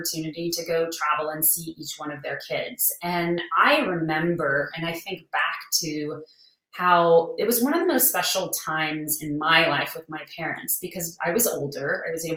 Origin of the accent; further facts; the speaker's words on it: New Orleans, Louisiana, United States; moved away; also born or lived in San Antonio; my family, we grew up in New Orleans, right, smack in the city